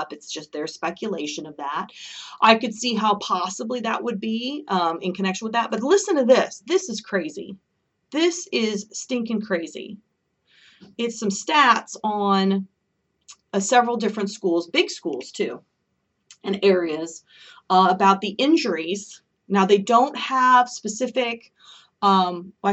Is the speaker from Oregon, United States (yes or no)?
yes; Oregon, United States; moved away; I'm originally from Oregon